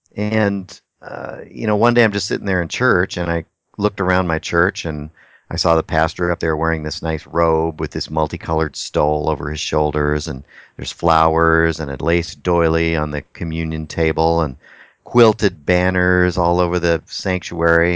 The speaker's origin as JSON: {"language": "English", "region": "Texas", "country": "United States", "moved": "yes", "lives_now": "Anchorage, United States", "said": "I'm from Texas, and I love the Mexican food"}